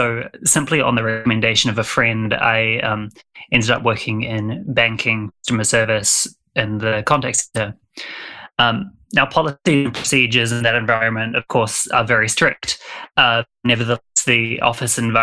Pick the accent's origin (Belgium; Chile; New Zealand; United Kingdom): New Zealand; I'm from New Zealand, so apologies to any of your listeners who struggle with the accent